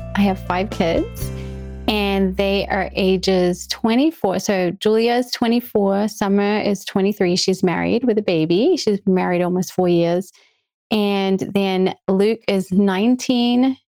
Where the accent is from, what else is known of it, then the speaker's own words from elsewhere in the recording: New Zealand; now in United States; I was born and raised in New Zealand